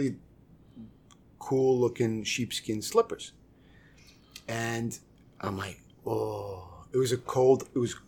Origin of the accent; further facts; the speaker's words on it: New York City, New York, United States; also born or lived in Aurora, Illinois; growing up in the Heights.